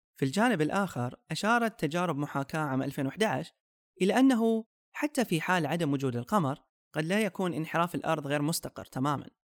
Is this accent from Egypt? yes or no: no; Saudi Arabia; عندنا في السعودية